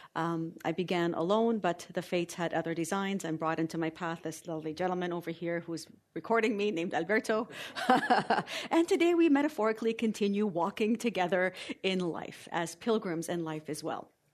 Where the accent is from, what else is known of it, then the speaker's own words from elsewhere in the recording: Canada; also born or lived in Lebanon; I was raised here in Canada.